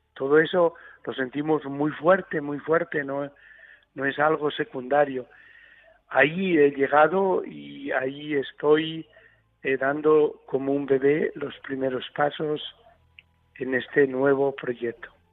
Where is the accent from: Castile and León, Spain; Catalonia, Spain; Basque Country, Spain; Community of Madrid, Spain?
Castile and León, Spain; Tilleruelo de Arriba; now in Aleppo, Syria; Hoy es la fiesta patronal de mi pueblo, de Tilleruelo de Arriba, en la provincia de Burgos